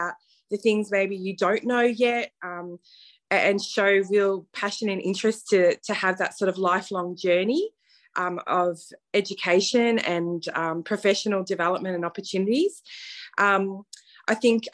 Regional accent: Melbourne, Victoria, Australia; probably people can hear from my accent, I'm not from the USA, so I am from Melbourne, Australia. I started my career here in Melbourne

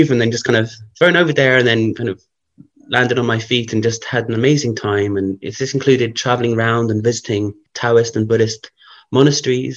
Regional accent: London, United Kingdom; growing up in London

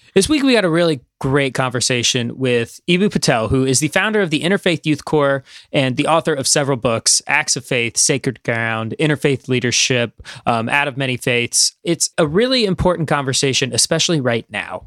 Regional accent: Midwest, United States; moved away; I'm from the Midwest

